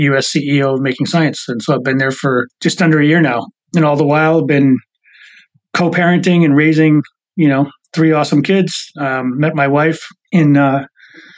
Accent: Boston, Massachusetts, United States; moved away as an adult; also born or lived in Maryland; I grew up in Boston, you know, moved down to Maryland in about 2002, 2003

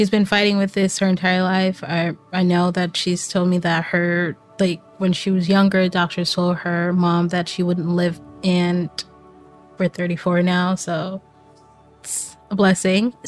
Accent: Jamaica; I'm Jamaican

